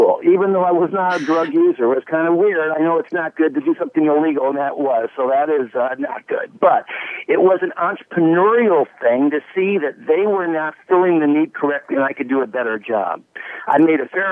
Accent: Chicago, Illinois, United States; moved away as an adult; also born or lived in Dallas / Washington, D.C.; born and raised in Chicago

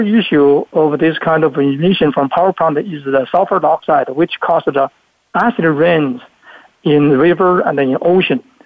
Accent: Luzhou, Sichuan, China; moved away; I was uh, born in China, in Sichuan province, very little city in Sichuan called Luzhou City in Sichuan province

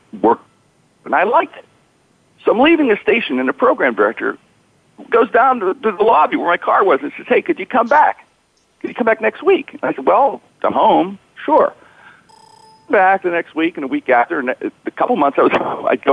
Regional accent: Pittsburgh, Pennsylvania, United States; my hometown of Pittsburgh

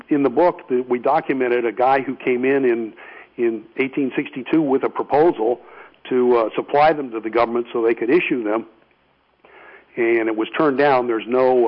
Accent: St. Louis, Missouri, United States; moved away as an adult; now in Virginia, United States; where I was born in St. Louis

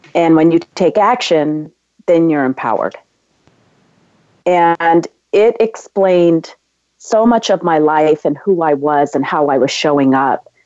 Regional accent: San Diego, California, United States; now in Los Angeles, United States; I was uh, born and raised in San Diego, California, and I, I now live in Los Angeles.

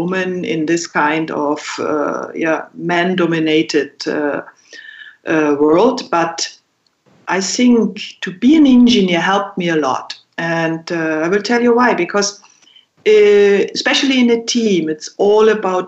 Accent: Berchtesgaden, Bavaria, Germany; growing up in Berchtesgaden

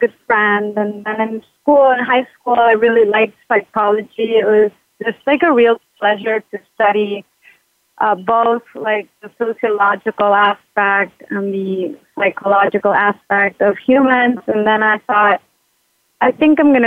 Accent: United States; now in Buenos Aires, Argentina; I'm an American psychologist living in Buenos Aires

